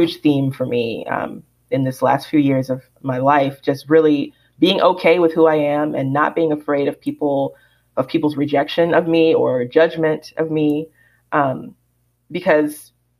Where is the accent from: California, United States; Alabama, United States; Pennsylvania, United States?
Alabama, United States; growing up in Alabama